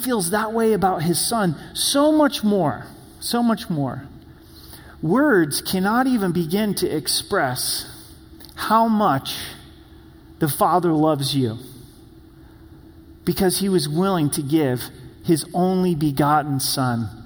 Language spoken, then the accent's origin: English; Oregon, United States; moved away; I'm from the Promised Land, which is Oregon